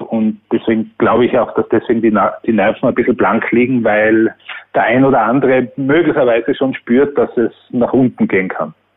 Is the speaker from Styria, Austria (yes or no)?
no; Tyrol, Austria; ich bin als Tiroler